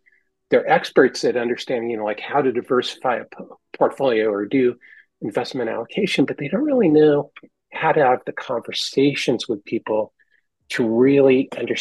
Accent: San Francisco Bay Area, California, United States; I'm from the San Francisco Bay Area, and that's where I grew up.

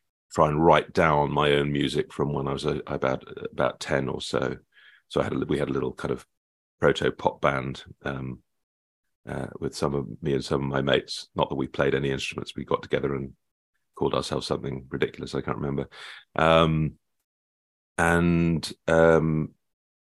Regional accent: Nottingham, East Midlands, United Kingdom; when I was growing up in Nottingham

